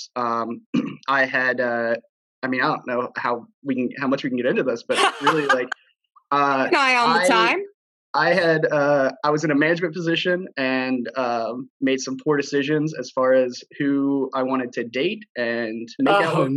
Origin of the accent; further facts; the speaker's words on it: Alabama and Arkansas, the South, United States; moved away as an adult; also born or lived in Fayetteville, Arkansas / San Francisco / Chicago; now in Philadelphia, United States; I kind of grew up in the South in Alabama and Arkansas